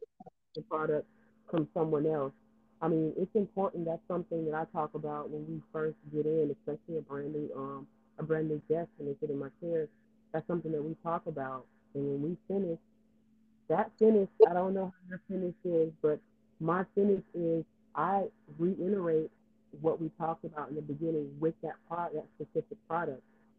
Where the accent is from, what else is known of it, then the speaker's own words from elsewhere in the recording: California, United States; I mean, I'm Californian